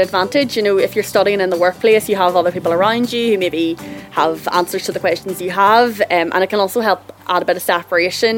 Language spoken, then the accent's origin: English; Northern Ireland, United Kingdom; Growing up in Northern Ireland